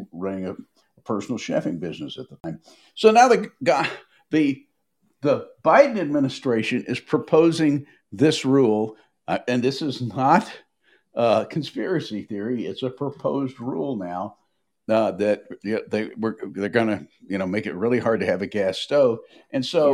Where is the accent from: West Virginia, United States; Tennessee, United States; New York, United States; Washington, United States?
Tennessee, United States; Nashville; I grew up in Nashville